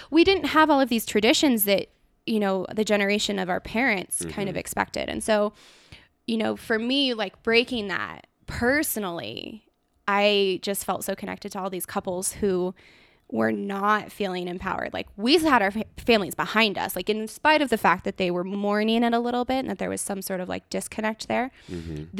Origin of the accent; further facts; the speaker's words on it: California, United States; Like, I'm born and raised California girl